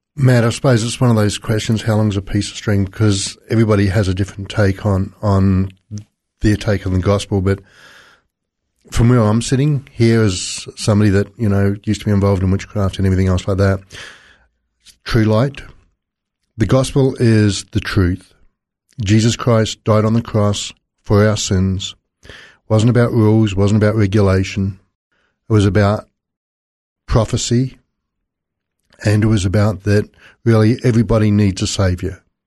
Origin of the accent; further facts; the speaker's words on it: South Island, New Zealand; I was born in the South Island in New Zealand